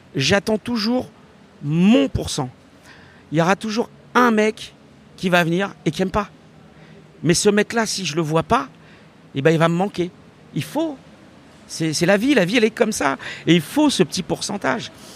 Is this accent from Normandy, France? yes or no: no; Saint-Denis, Île-de-France, France; J'ai grandi à Saint-Denis, euh, j'habite toujours à Saint-Denis